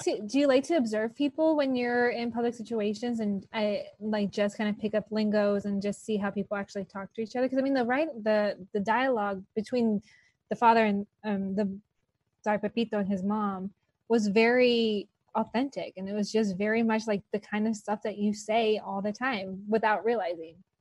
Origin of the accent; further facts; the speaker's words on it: Los Angeles, California, United States; I grew up here in Los Angeles